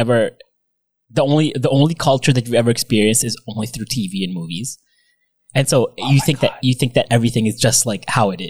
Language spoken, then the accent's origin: English; Philippines; Filipinos hate ourselves, but we also love ourselves so much.